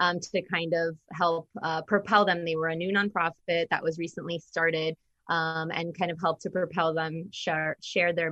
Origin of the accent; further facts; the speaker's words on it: Florida, United States; also born or lived in Orlando, Florida; I'm a born and raised Floridian.